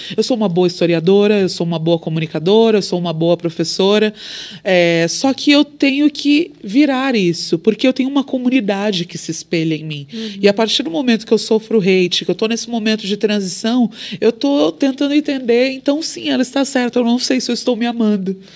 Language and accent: Portuguese; Brazil; Sou brasileira